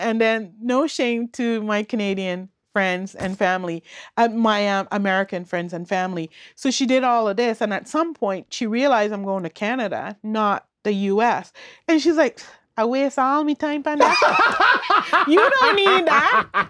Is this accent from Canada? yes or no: no; Bequia, Grenadines, St. Vincent & Grenadines; born there; And I was born on Bekwe.